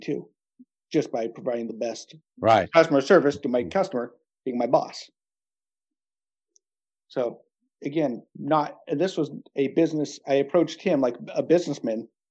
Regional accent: California, United States; moved away as an adult; now in Norway; where I grew up in California

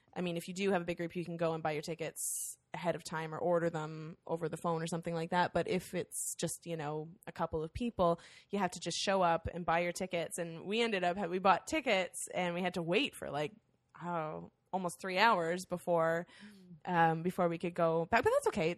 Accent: Windsor, Ontario, Canada; we are from Windsor, Ontario

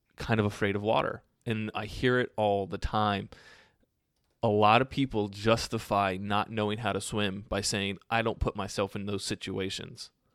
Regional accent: United States

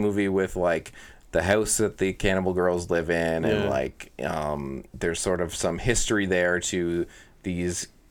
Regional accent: Canada; as a Canadian

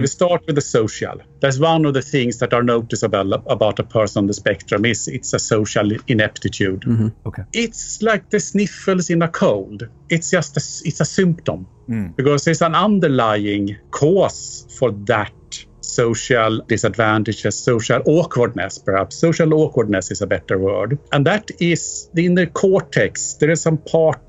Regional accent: Sweden; moved away as an adult; also born or lived in United Kingdom / Mexico / Alaska, United States; now in London, United Kingdom; I'm from Sweden, actually. I emigrated from there in 1995 to the UK

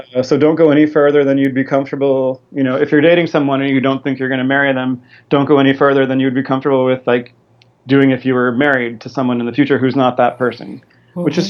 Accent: Fishers, Indiana, United States; my family moved down to Fishers, Indiana, which is a north suburb of Indianapolis.

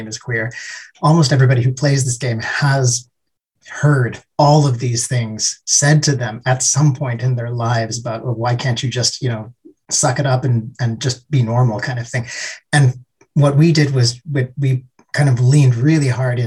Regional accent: Canada; now in Helsinki, Finland; I live in Helsinki, but I'm originally from Canada

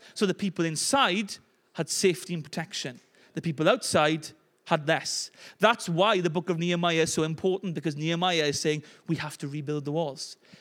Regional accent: Llanelli, Wales, United Kingdom; as Welsh people and people from Llanelli

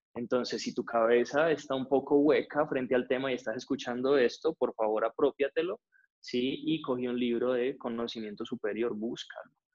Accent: Cali, Valle del Cauca, Colombia; now in Bogotá, Colombia; nací en Cali

